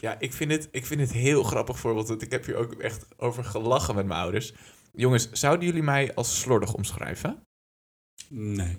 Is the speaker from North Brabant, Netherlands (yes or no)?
no; Lelystad, Flevoland, Netherlands; moved away as an adult; Ik ben geboren en getogen in het alomvattende, weloverwogen Lelystad